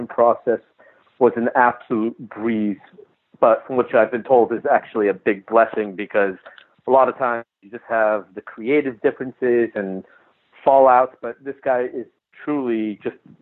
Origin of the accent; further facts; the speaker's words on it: Los Angeles, California, United States; now in Texas, United States; I grew up in Los Angeles